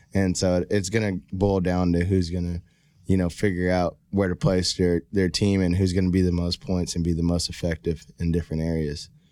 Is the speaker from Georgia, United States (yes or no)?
no; Rockdale, Texas, United States; also born or lived in Baytown, Texas; I'm originally from a small town called Rockdale, Texas